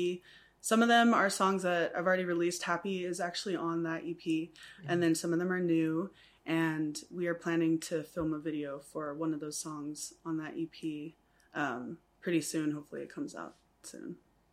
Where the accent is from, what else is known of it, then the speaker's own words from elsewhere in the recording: Guam; also born or lived in Texas, United States; now in Samoa; So I was born in Pongo, and my dad is white, my mom is Samoan, and he's a pilot. So we moved around a lot. I was raised in Guam mostly, and Texas, and then Guam.